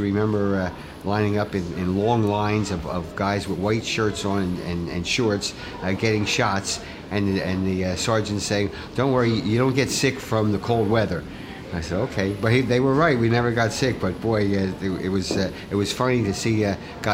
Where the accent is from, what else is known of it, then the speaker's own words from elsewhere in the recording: New York, United States; I was the only one from New York